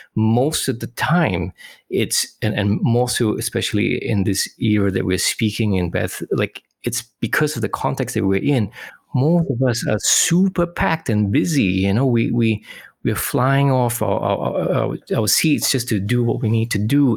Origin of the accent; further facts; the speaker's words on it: Singapore; now in Western Australia, Australia; I'm originally from Singapore, currently living in Western Australia.